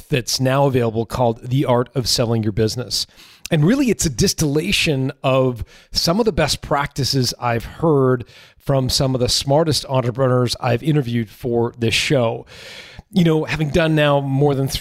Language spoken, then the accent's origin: English; Canada; as a Canadian